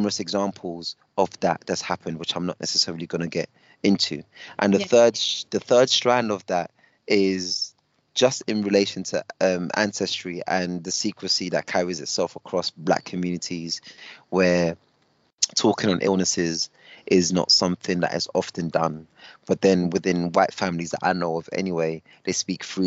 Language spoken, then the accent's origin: English; United Kingdom; I'm British up until the point that I'm not British